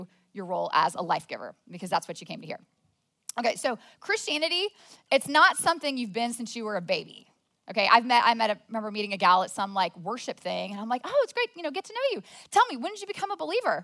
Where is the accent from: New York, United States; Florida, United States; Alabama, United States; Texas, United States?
Texas, United States; Plano; I was born and raised in Plano